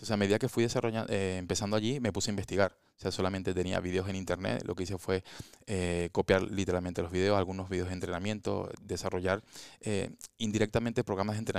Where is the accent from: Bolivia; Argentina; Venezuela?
Venezuela; moved away as an adult; now in Spain; en mi país, en Venezuela